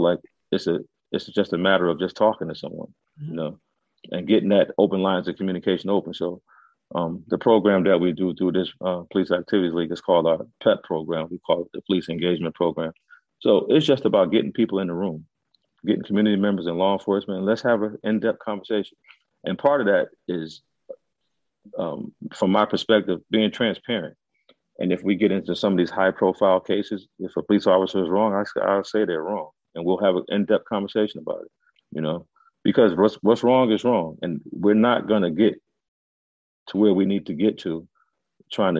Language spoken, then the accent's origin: English; Stratford, Connecticut, United States; Stratford is where I grew up, and I always wanted to work in my town